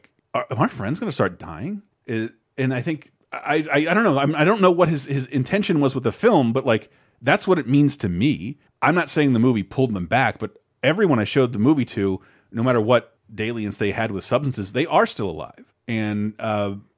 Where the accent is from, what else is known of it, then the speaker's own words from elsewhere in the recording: Tallahassee, Florida, United States; growing up in Tallahassee, Florida